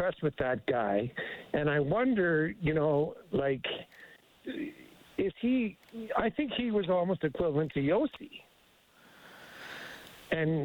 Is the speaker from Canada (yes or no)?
yes; Edmonton, Alberta, Canada; now in Bakersfield, United States; I was born and raised in Edmonton.